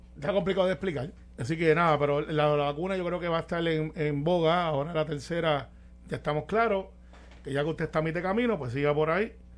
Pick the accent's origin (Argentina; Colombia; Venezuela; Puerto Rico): Puerto Rico; Guaynabo; soy de Guaynabo